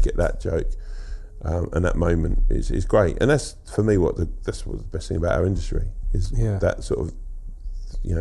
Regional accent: Sutton and Croydon, South London, United Kingdom; Around Sutton and Croydon. Yeah. So South London. South London, Surrey.

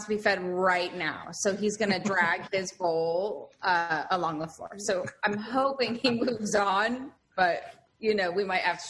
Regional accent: Los Angeles, California, United States; moved away as an adult; also born or lived in New York City; now in London, United Kingdom; Well, I grew up in Los Angeles, and then I lived in New York City for like 10 years or so. And then I moved back to Los Angeles with my husband, who's English.

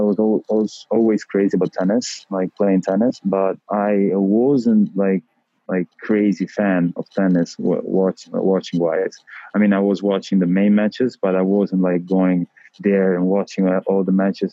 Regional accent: Rome, Lazio, Italy; English is a second language; I am from Rome. I was born in Rome

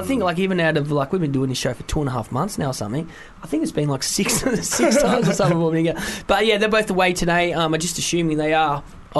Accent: Wales, United Kingdom; I'm from Wales, and I live right near Barfly.

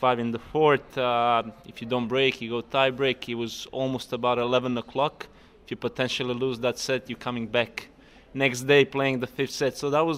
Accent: Split, Split-Dalmatia County, Croatia; English is a second language; and we all kind of in Croatia, we, especially me coming from Split, we grew up on Goran's Wimbledon 2001, and that kind of sticks to you

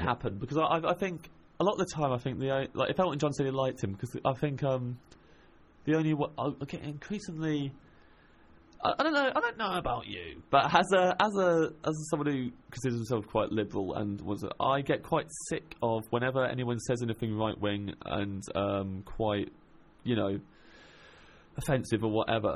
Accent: Kettering, East Midlands, United Kingdom; moved away; grew up in Kettering in Northamptonshire

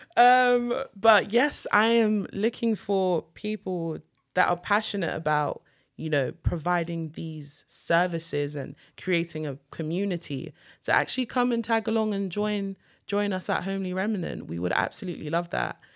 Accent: United Kingdom; I'm British Nigerian

